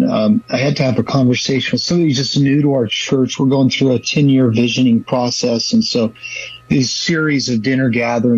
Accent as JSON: {"language": "English", "town": "San Leandro", "region": "California", "country": "United States", "tie": "born or raised there", "also_born_or_lived": "Fremont, California", "said": "I was raised in the Bay Area in San Leandro. My dad planted a church there when I was 3 years old, so grew up in the East Bay"}